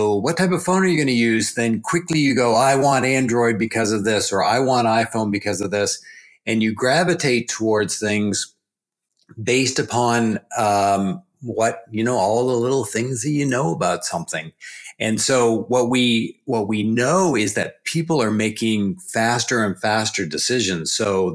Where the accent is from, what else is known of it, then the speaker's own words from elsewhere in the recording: New Brunswick, Canada; I'm from East Coast Canada, so way down east. If you go all the way 10 hours north of Boston and then hook a right and go east, that's New Brunswick, Canada, and that's where I'm from.